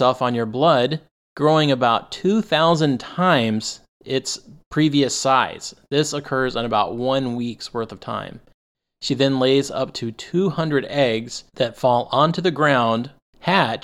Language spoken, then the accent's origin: English; Arizona, United States; I grew up in Arizona